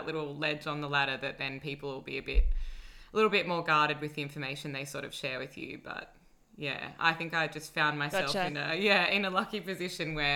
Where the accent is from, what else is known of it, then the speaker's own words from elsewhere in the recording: Sydney, New South Wales, Australia; now in Melbourne, Australia; I grew up in Sydney.